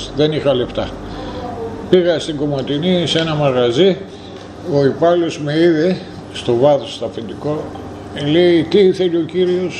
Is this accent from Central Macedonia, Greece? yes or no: no; Sapes, Eastern Macedonia and Thrace, Greece; moved away as an adult; also born or lived in Pommeroeul, Belgium; πάω στο χωριό μου